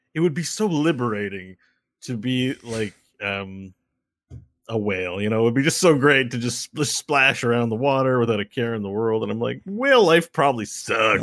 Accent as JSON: {"language": "English", "country": "Canada", "said": "we're as Canadian as Canadian gets in terms of surviving cold weather"}